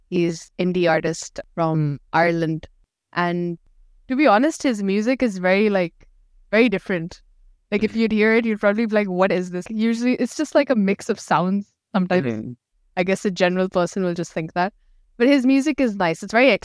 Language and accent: English; Pakistan; So like I'm from Pakistan, so we speak Urdu as our main. We have multiple languages in Pakistan, but Urdu is the main one.